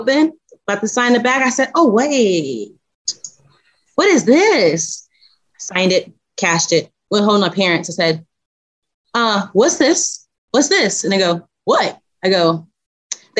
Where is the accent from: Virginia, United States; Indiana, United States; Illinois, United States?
Indiana, United States; moved away as an adult; now in Texas, United States; I'm actually originally from Indiana. Born and raised Indiana